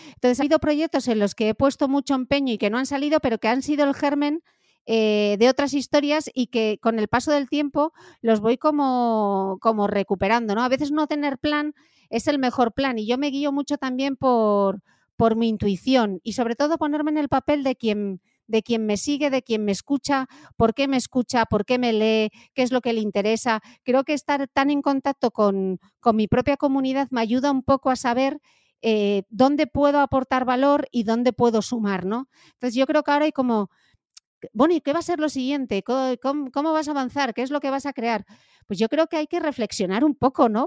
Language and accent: Spanish; Gijón, Asturias, Spain; moved away as an adult; also born or lived in London; en Gijón, de donde soy yo, del norte de España